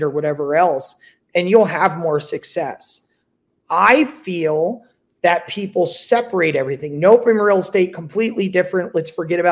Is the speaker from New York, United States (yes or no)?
no; New Jersey, United States; also born or lived in California; now in Las Vegas, United States; I'm from New Jersey. I live in Vegas